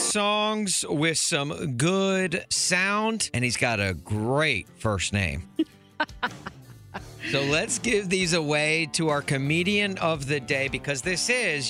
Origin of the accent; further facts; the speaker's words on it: United States; we Americans